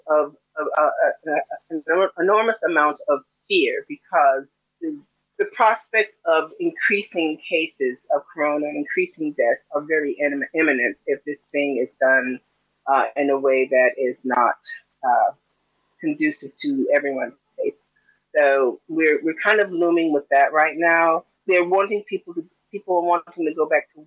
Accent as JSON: {"language": "English", "country": "United States", "tie": "born or raised there"}